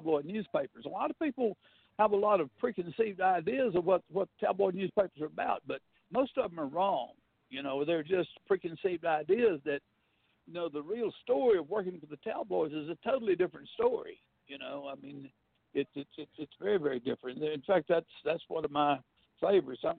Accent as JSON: {"language": "English", "region": "North Alabama", "country": "United States", "tie": "born or raised there", "also_born_or_lived": "London", "moved": "as an adult", "lives_now": "Merritt Island, United States", "said": "when I was a kid growing up in North Alabama many, many years ago"}